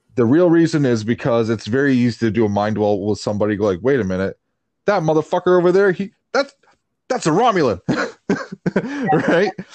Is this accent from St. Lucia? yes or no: no; Canada; I grew up in Canada.